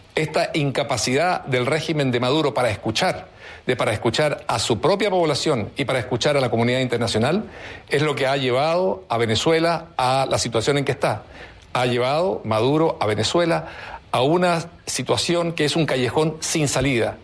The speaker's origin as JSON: {"language": "Spanish", "country": "Chile", "said": "Nosotros como chilenos"}